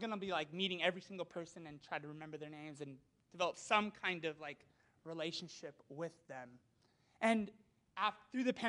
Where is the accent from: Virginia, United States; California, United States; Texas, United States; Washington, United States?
Washington, United States; Walla Walla; I'm from Walla Walla, so if you've never heard of Walla Walla, Walla Walla is like Pasadena meets Napa Valley